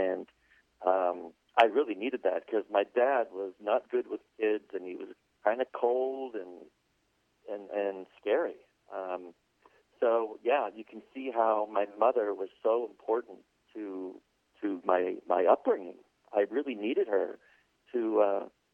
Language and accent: English; Los Angeles, California, United States; also born or lived in Pittsburgh, Pennsylvania; we grew up, split our time between Pittsburgh, Pennsylvania, and Los Angeles, California